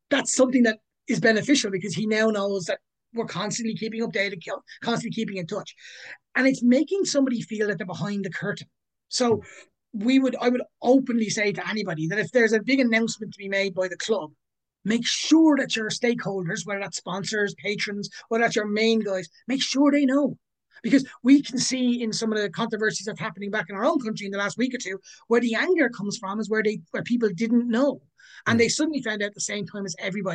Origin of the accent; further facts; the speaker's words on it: Ireland; moved away as an adult; also born or lived in Sydney / New York / London; now in Gothenburg, Sweden; Ireland will always be my home. I'm always from Ireland. I will always say I'm from Ireland.